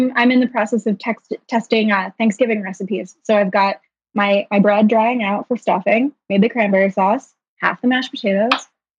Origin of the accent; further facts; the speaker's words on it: Northern New Jersey, United States; now in Brooklyn, United States; So I'm from New Jersey. I'm from Northern New Jersey specifically.